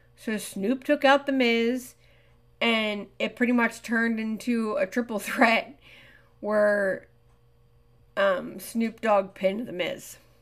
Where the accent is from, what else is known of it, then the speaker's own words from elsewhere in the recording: Pennsylvania, United States; my home state